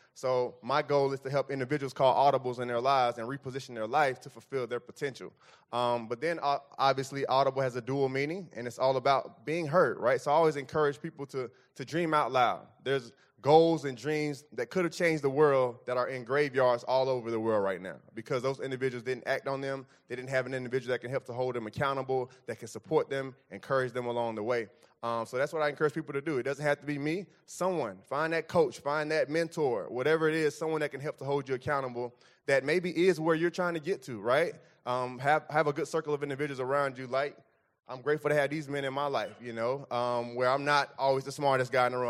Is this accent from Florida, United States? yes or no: yes; Fort Lauderdale, Florida, United States; moved away; I'm from Fort Lauderdale, like, thirty minutes north of Mi-, north of Miami